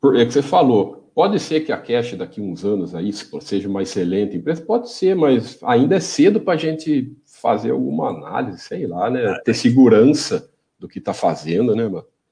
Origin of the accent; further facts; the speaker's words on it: Brazil; accent: caipira; meu, meu sotaque caipira